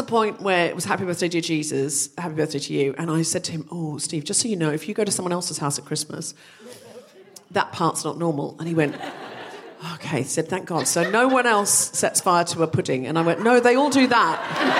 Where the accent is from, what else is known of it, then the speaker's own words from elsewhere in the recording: Australia; now in London, United Kingdom; I grew up in Australia and there was very little snow.